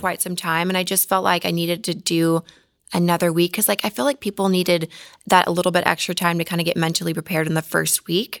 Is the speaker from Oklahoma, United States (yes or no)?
yes; Mustang, Oklahoma, United States; now in Los Angeles, United States; I'm from Oklahoma